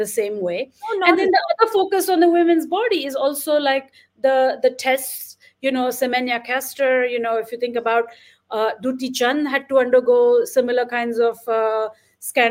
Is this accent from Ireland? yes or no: no; India; when I was growing up in India